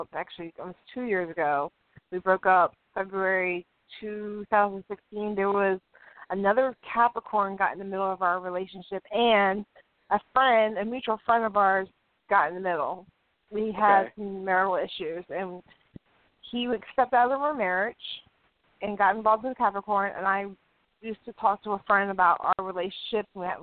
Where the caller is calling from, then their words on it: Chandler, Indiana, United States; I'm calling from Chandler, Indiana.